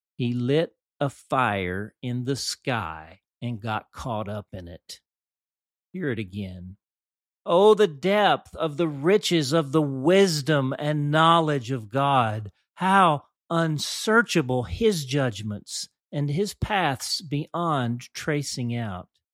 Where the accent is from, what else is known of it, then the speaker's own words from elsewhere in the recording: Dumas, Arkansas, United States; Growing up in the First United Methodist Church of Dumas, Arkansas